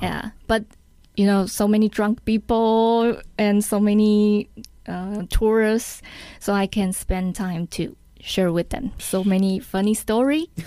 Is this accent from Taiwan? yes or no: yes; Taiwan; English is a second language; I learned English from elementary school. Mm, you know, every Taiwanese have to learn English mm. from the elementary school